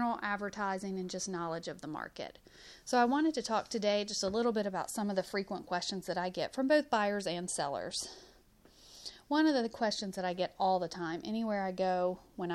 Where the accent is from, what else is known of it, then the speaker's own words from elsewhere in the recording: Huntsville, Alabama, United States; moved away; also born or lived in Northern Virginia; originally from Huntsville, just gone for many years.